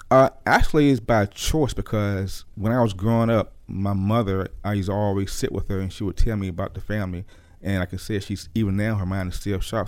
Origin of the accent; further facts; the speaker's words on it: Norfolk, Virginia, United States; Born and raised in Norfolk, Virginia